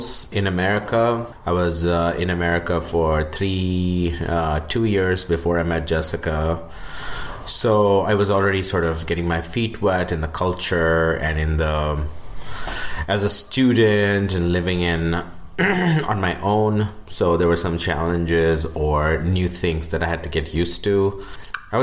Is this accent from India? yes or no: yes; India; moved away